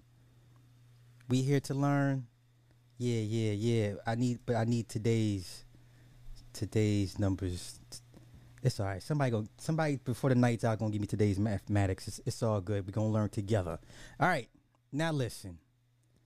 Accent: United States; as an American

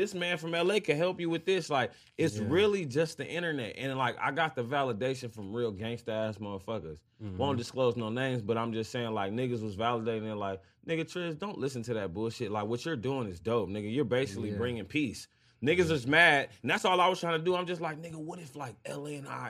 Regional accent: California, United States; also born or lived in Long Beach / Norwalk / Compton / Fontana; I'm from the West Coast, bro. Like, nigga, I lived in Long Beach. I lived in Norwalk. I lived in Compton. I lived in Fontana. I lived in Chino. I lived in Ontario. It's like, nigga, this Southern California, man.

